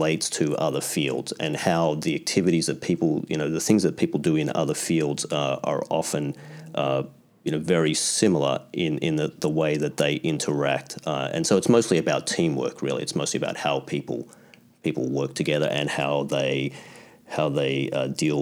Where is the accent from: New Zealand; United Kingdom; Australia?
Australia; moved away as an adult; now in Canada; I was born in Australia, I grew up in Australia